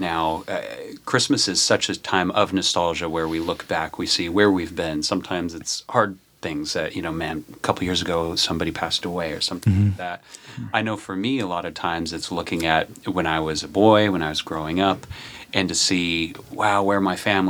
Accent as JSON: {"language": "English", "region": "Southern California", "country": "United States", "tie": "born or raised there", "said": "I'm born and raised in Southern California"}